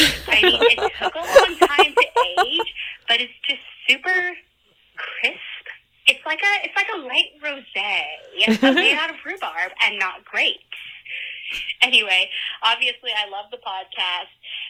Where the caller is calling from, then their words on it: New Hampshire, United States; Hi, this is … I'm calling from New Hampshire